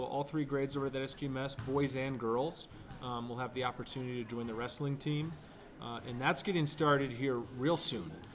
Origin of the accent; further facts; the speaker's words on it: Ohio, United States; moved away as an adult; also born or lived in Belgrade, Montana; now in Livingston, United States; born and raised in Ohio